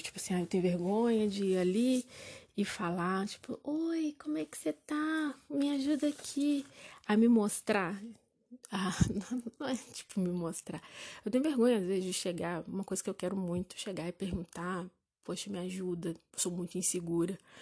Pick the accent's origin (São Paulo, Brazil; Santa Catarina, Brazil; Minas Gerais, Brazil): Minas Gerais, Brazil; Juiz de Fora; eu sou de Juiz Fora